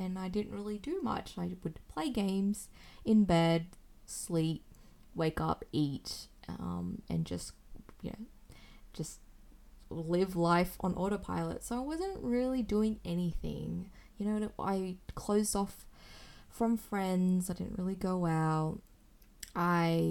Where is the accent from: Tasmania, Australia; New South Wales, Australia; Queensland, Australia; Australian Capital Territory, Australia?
New South Wales, Australia; Sydney; from Sydney, Australia